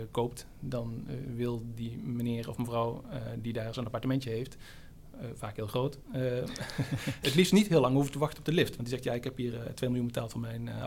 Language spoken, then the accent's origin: Dutch; Kaatsheuvel, North Brabant, Netherlands; moved away; ik kom uit Kaatsheuvel